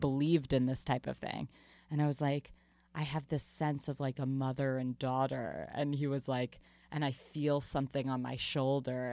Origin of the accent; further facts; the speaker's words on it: Long Island, New York, United States; I grew up in Long Island very much around the community theater world